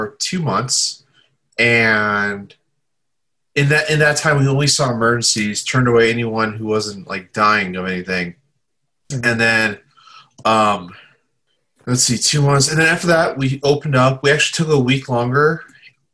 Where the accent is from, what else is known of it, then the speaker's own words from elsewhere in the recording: Southern Indiana, United States; also born or lived in Chicago suburbs, Illinois; I grew up in Indiana for the most part